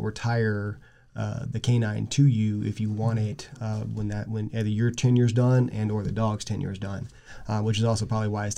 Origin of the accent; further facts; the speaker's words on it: South Texas, United States; as a kid growing up in South Texas